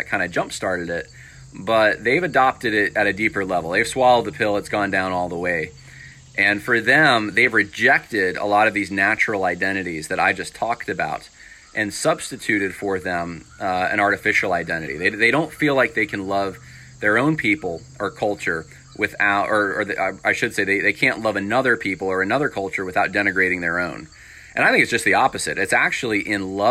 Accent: upstate New York, United States; also born or lived in California / Mississippi / Ohio; I was born in California, raised in upstate New York, had a lot of family in Mississippi

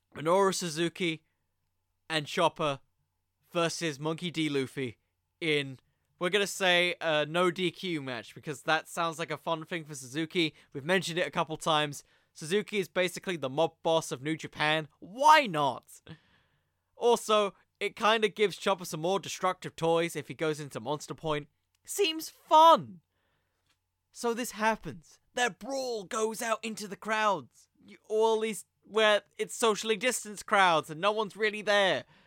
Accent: United Kingdom; I'm British

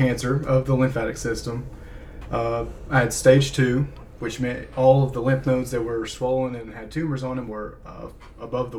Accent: Englewood, Tennessee, United States; now in Chattanooga, United States; I'm from Englewood, Tennessee, in McMinn County, same as Daniel

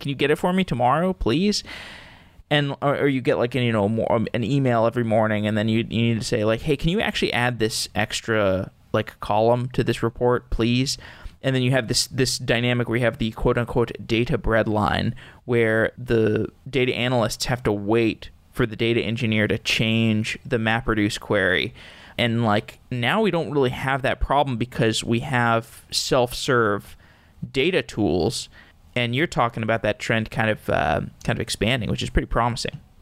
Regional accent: Austin, Texas, United States; moved away; I'm from Austin originally, Austin, Texas

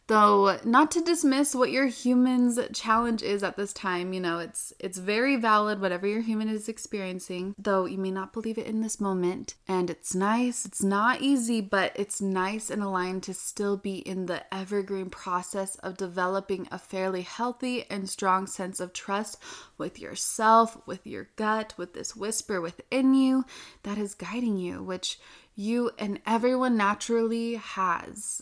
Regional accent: Utah, United States; I'm from Utah

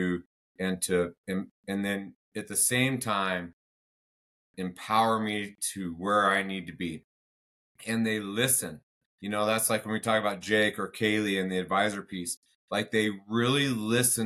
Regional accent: United States; I'm a patriot, I'm American

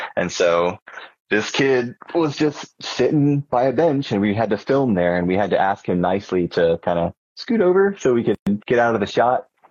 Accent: Charleston, South Carolina, United States; moved away as an adult; now in Columbia, United States; I came to Columbia from Charleston, which is my real hometown

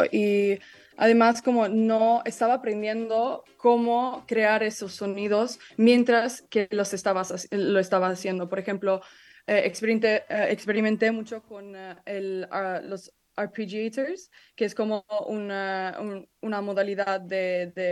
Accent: Italy; also born or lived in London, United Kingdom; yo crecí en Italia y, y Londres y, y, tengo mucha influencia mexicana y tengo mi familia ahí

